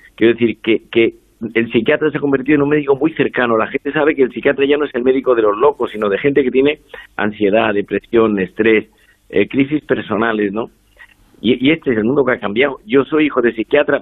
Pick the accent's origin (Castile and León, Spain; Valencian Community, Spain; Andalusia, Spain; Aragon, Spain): Andalusia, Spain; now in Madrid, Spain; Yo soy andaluz, que vivo en Madrid hace 40 años